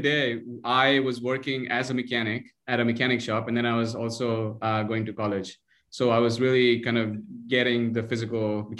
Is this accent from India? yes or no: yes; Mumbai, Maharashtra, India; moved away as an adult; now in Ann Arbor, United States; I'm originally from Mumbai, India. Grew up in a really modest and an academic environment.